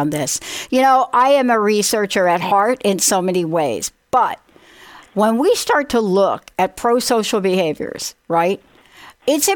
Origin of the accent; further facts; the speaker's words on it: New York City, New York, United States; my childhood growing up in the Bronx